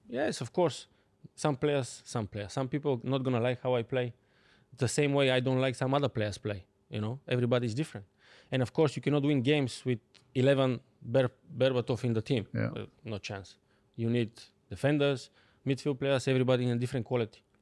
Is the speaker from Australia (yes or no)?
no; Bulgaria; English is a second language; moved away as an adult; now in London, United Kingdom; I'm coming from Bulgaria. Like, yeah. small country